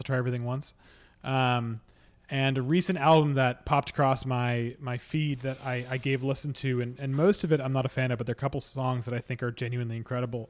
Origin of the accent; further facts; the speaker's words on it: Boston, Massachusetts, United States; I'm from Boston